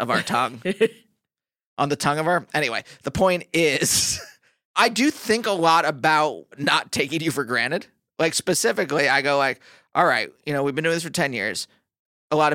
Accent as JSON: {"language": "English", "region": "Pennsylvania", "country": "United States", "tie": "born or raised there", "said": "I was raised in Pennsylvania"}